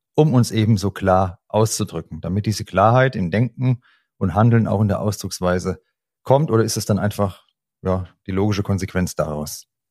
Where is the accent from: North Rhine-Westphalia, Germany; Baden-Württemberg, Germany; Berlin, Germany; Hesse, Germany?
Hesse, Germany; accent: Hessian; dieses SCH rauszukriegen als Hesse, da ist das Sch Isch